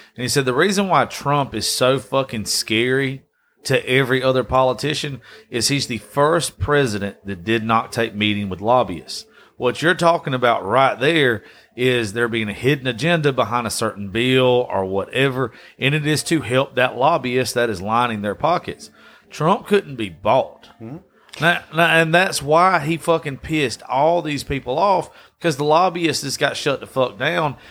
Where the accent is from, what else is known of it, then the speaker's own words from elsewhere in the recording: Dodge County, Georgia, United States; I'm from Dodge County